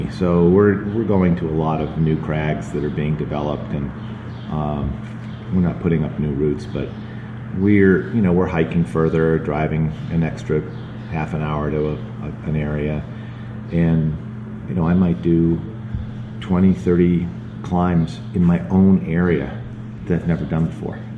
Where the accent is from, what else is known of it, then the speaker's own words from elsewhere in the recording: New England, United States; also born or lived in Colorado; I'm from New England